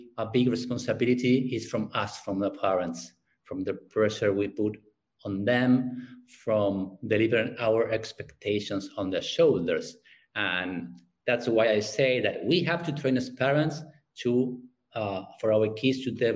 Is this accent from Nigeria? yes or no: no; Argentina; English is a second language; I'm from Argentina